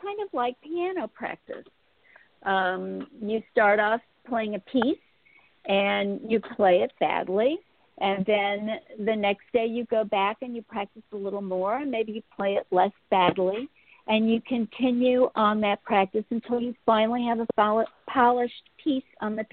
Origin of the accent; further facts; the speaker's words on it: St. Louis, Missouri, United States; I'd been born and bred in St. Louis